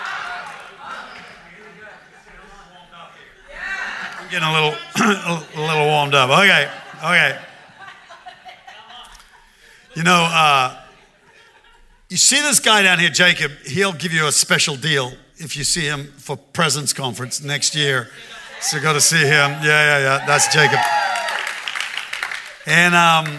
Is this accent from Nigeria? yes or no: no; Australia; I'm Australian